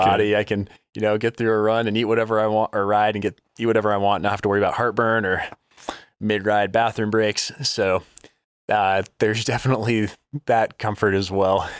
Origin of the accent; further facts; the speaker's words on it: Denver, Colorado, United States; also born or lived in Oklahoma / New Jersey; now in Colorado Springs, United States; grew up in Denver, Colorado, and then lived in the same house my entire life